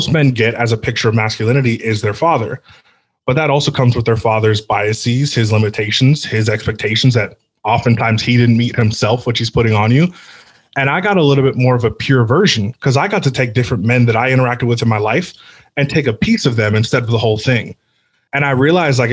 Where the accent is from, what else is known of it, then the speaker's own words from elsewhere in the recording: near San Francisco, California, United States; I grew up near San Francisco, so it's kind of just a humongous melting pot